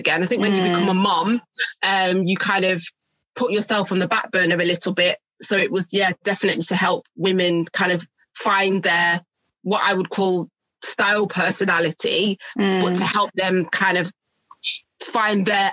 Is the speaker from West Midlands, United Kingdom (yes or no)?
no; Manchester, North West England, United Kingdom; now in Milton Keynes, United Kingdom; I'm from Manchester as well